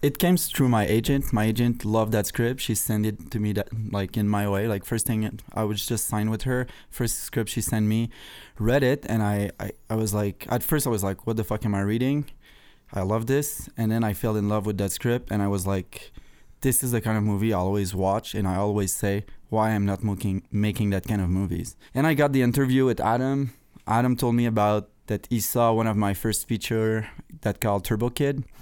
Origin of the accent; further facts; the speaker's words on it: Canada; I was obsessed with the American flag, being Canadian